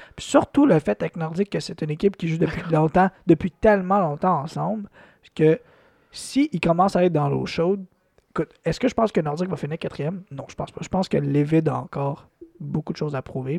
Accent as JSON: {"language": "French", "region": "Quebec", "country": "Canada", "said": "Moi, en tant que Québécois"}